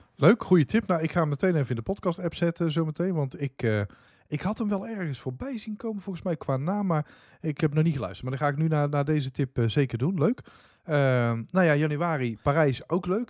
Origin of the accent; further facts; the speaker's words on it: Dongen, North Brabant, Netherlands; waar ik vandaan kom, Dongen